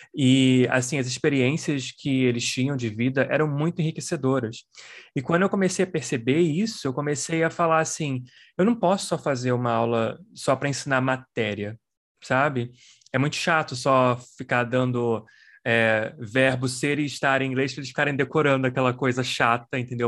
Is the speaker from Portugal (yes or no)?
no; Brazil; moved away as an adult; now in United States; Eu sou brasileiro, mas vivo nos Estados Unidos há 19 anos